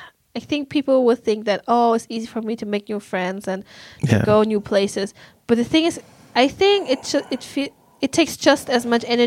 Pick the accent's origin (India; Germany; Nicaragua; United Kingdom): Germany; English is a second language; now in Uppsala, Sweden; I just arrived in my hometown